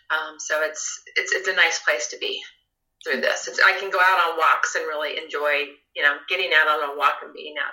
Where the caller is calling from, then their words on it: Evergreen, Colorado, United States; So I'm in Evergreen, Colorado. So I'm in the foothills of Colorado, and I live.